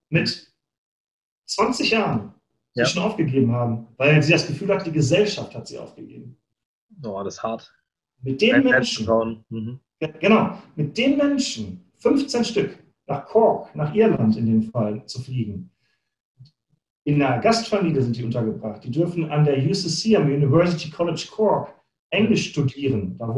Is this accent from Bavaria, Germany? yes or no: no; Bochum, North Rhine-Westphalia, Germany; Ich komme mhm. aus Bochum, ich bin auf Kohle und Stahl geboren sozusagen.